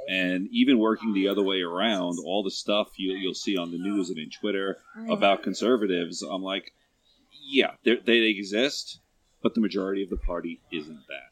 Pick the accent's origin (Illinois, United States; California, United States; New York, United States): New York, United States; I grew up in New York